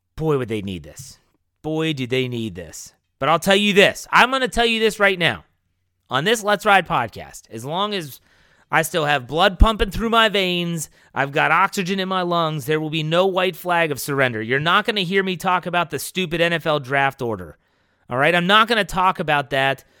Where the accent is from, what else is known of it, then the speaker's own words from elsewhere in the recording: Wheeling, West Virginia, United States; moved away; I'm from Wheeling, West Virginia